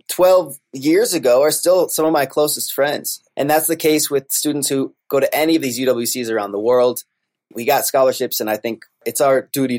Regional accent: Adirondack Mountains, upstate New York, United States; And as a kid, I grew up in the Adirondack Mountains, a state park in upstate New York, right?

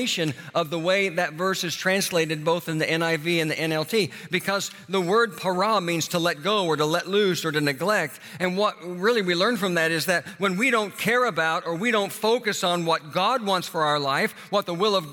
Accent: Tulsa, Oklahoma, United States; moved away as an adult; I flew to Tulsa, my hometown

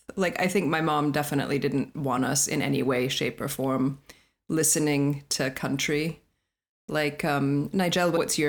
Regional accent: Colorado, United States; I grew up in Colorado, so country is part of my life.

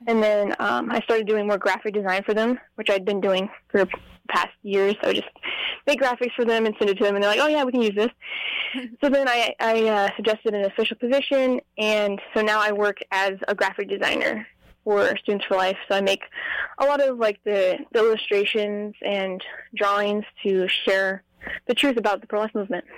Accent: Las Vegas, Nevada, United States; I'm from Las Vegas, Nevada

